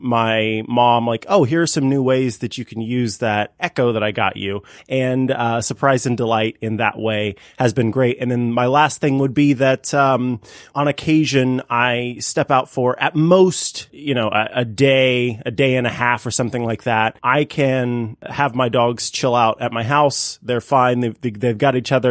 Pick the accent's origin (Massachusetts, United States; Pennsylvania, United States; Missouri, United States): Missouri, United States; in a different city within Missouri, uh, some of my family in uh, my hometown